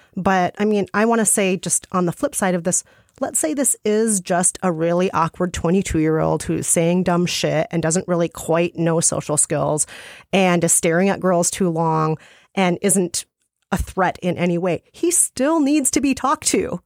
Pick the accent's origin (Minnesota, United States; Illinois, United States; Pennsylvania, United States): Minnesota, United States; as a Minnesotan.